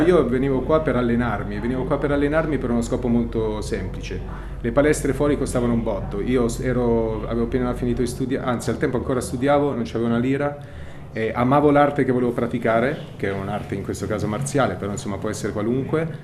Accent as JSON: {"language": "Italian", "town": "Milan", "region": "Lombardy", "country": "Italy", "tie": "born or raised there", "moved": "yes", "lives_now": "Rome, Italy", "said": "sono cresciuto a Milano poi in realtà anche se vengo"}